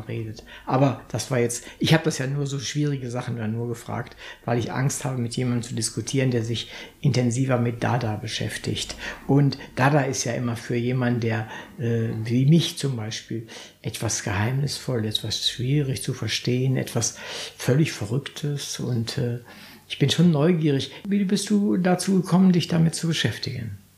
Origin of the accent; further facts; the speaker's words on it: Northern Germany, Germany; als Norddeutscher